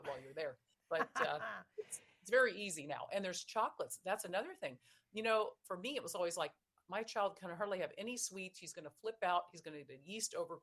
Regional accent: Virginia, United States; I'm a girl from Virginia and my family, you know, had coal mining heritage

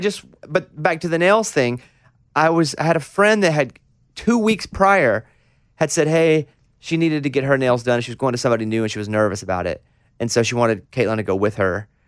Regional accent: Arkansas, United States; growing up in Arkansas

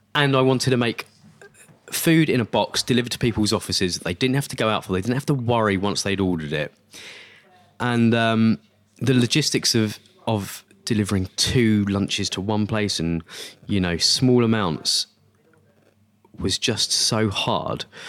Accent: Essex, East of England, United Kingdom; I grew up in Essex

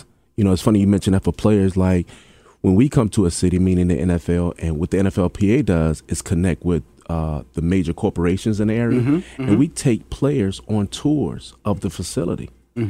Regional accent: Hampton, Virginia, United States; You're from Newport News. I'm from Hampton.

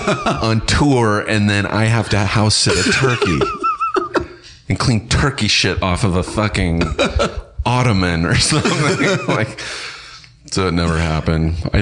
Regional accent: Inland Empire, California, United States; moved away as an adult; also born or lived in Los Angeles; That's my hometown area. I'm so, from the Inland Empire.

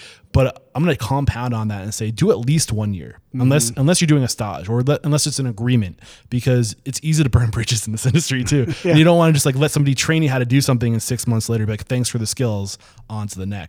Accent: New Hampshire, United States; I'm from New Hampshire, man.

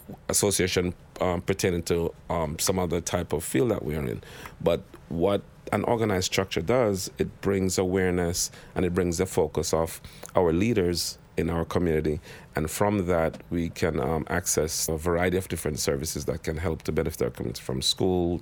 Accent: Jamaica; now in New York City, United States; I am Jamaican

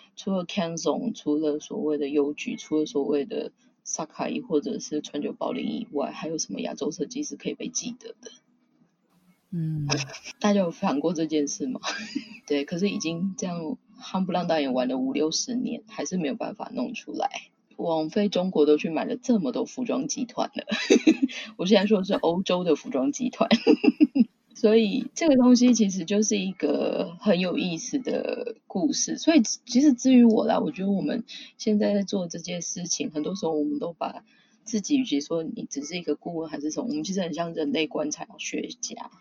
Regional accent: Taiwan; moved away as an adult; now in Tokyo, Japan; 我本身是台湾人，然后我现在人其实是在东京

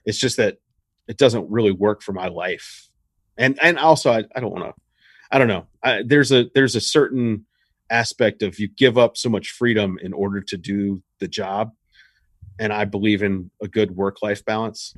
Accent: Richmond, Virginia, United States; I'm from Richmond, Virginia.

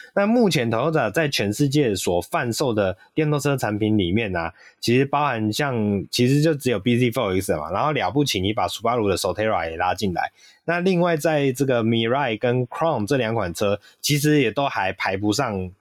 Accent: Taiwan; 我们台湾人

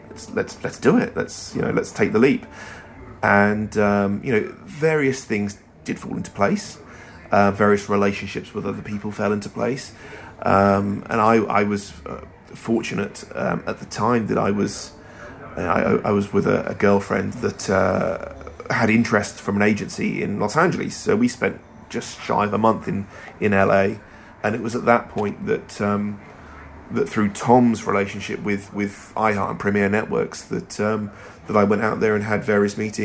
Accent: Hampshire, South East England, United Kingdom; also born or lived in London; now in Southampton, United Kingdom; I'm originally from Hampshire, and so is my wife

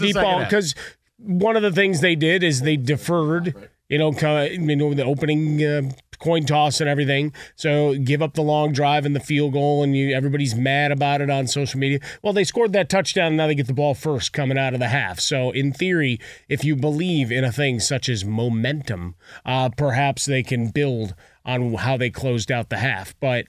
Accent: Midwest, United States; me growing up in the Midwest, I'm a Big Ten homer, Big Ten honk

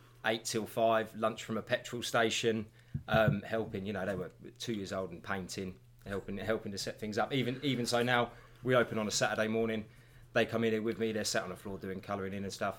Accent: West Sussex, South East England, United Kingdom; also born or lived in Uckfield; I was born and raised in West Sussex

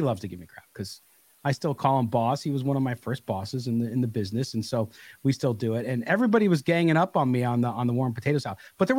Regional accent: Chicago, Illinois, United States; Now, I'm originally from Chicago back in the day, where we don't put ketchup or any of that crap stuff.

